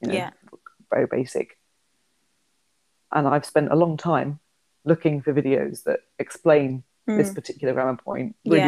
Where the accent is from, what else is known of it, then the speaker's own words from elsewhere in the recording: London, United Kingdom; accent: neutral; I'm from London. I've got quite a neutral accent. I work in the Northwest.